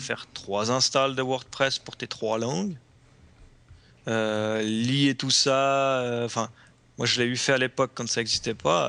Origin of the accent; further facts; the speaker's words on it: Switzerland; en tant que Suisse